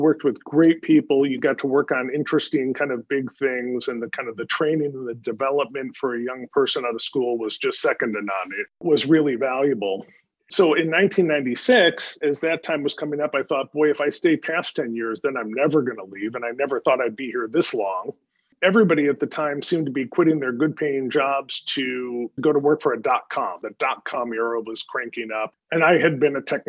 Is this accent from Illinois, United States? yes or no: no; Wisconsin, United States; moved away as an adult; I was born and raised in Wisconsin